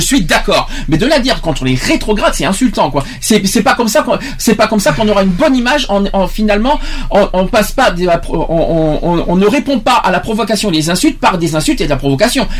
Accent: France; je suis français, je suis pas anglais

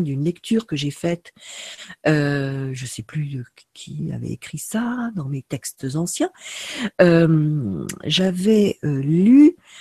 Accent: France; Moi, en tant que Française

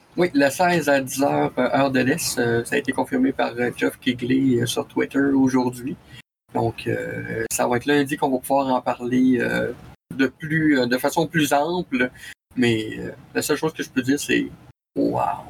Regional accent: Quebec City, Quebec, Canada; Basé à Québec, euh, dans ma ville natale

